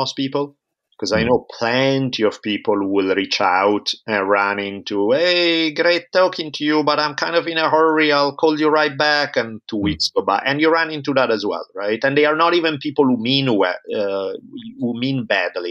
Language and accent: English; Italy; moved away as an adult; now in United States; I grew up in Italy for the first 18 years of my life.